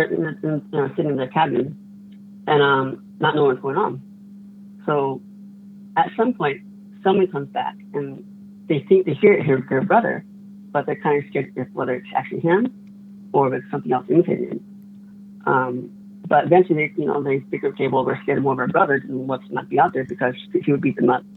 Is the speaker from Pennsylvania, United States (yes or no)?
no; Window Rock, Arizona, United States; also born or lived in Phoenix metro area, Arizona; now in Phoenix, United States; I'm from Winter Rock area, but I live in the Phoenix metro area.